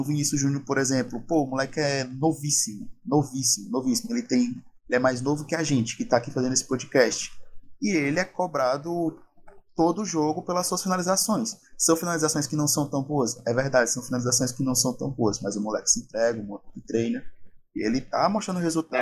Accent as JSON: {"language": "Portuguese", "country": "Brazil", "said": "a gente é do Brasil"}